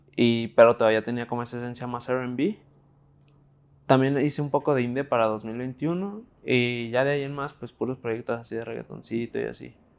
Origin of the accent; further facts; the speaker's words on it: Guadalajara, Jalisco, Mexico; tengo 19 años, soy de Guadalajara